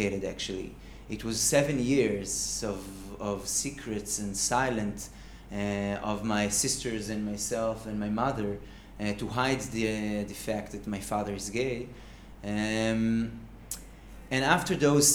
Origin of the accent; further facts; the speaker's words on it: Kfar Saba, Central District, Israel; also born or lived in Haifa; now in Tel Aviv, Israel; And I was raised in Kfar Saba